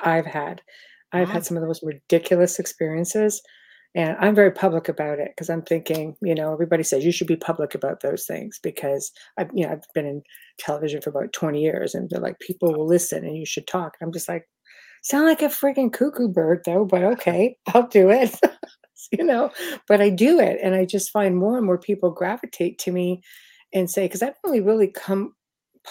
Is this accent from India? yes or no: no; Canada; now in New Orleans, United States; I'm actually Canadian